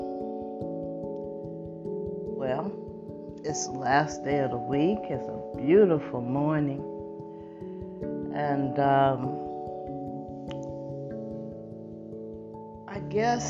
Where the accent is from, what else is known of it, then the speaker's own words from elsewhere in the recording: United States; This is my country. This is where I was born.